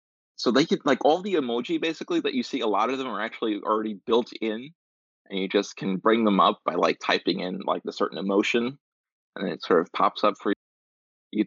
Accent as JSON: {"language": "English", "region": "New Jersey", "country": "United States", "tie": "born or raised there", "said": "I grew up in New Jersey, didn't know any Japanese or anything like"}